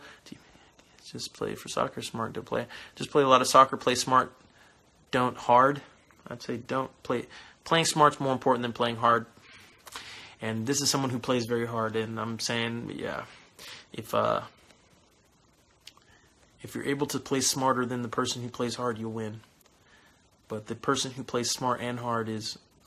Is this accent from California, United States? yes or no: yes; California, United States; moved away; I am from California originally